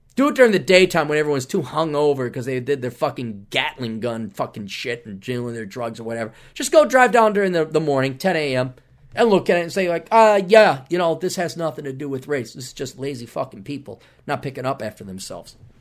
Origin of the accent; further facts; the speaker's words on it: Wisconsin, United States; we're both from Wisconsin